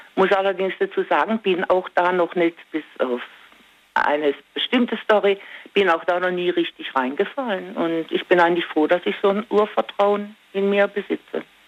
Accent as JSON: {"language": "German", "town": "Singen", "region": "Baden-Württemberg", "country": "Germany", "moved": "yes", "said": "Ich komme ursprünglich aus Singen"}